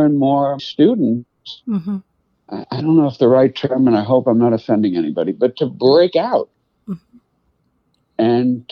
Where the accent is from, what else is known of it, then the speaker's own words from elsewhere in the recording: New York City, New York, United States; also born or lived in Boston; now in Westchester County, United States; I grew up in the Bronx. That's part of New York City